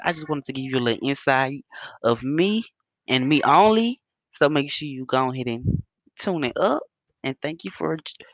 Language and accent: English; Bassfield, Mississippi, United States; moved away; I actually grew up in a small town called Bassfield in Mississippi